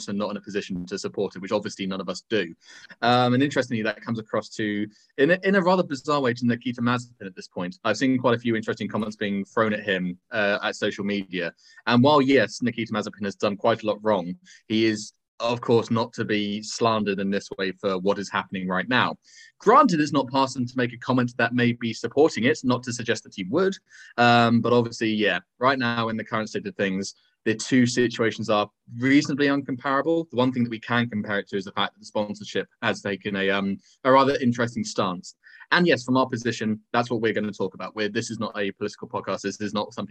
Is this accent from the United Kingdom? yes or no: yes; United Kingdom; As a Brit